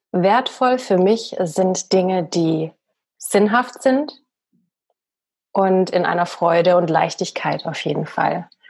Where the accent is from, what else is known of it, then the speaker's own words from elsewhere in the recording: Bavaria, Germany; accent: Bavarian; Sonst müsste ich hier immer noch mit einem bayerischen Dialekt ähm, sprechen. Ich meine, ich, ich liebe meinen Dialekt.